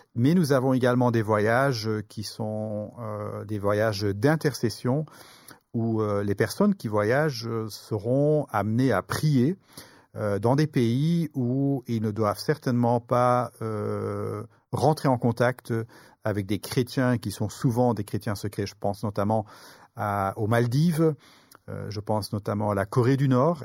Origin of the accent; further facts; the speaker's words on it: Brussels, Brussels-Capital Region, Belgium; je suis originaire pardon, de, de Bruxelles, de Belgique